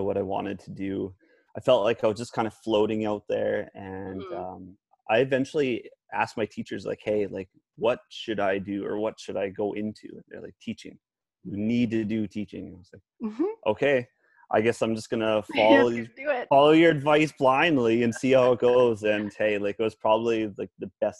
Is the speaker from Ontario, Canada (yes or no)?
no; Grimshaw, Alberta, Canada; moved away as an adult; I'm originally from Grimshaw, Alberta, proud Grimshaw boy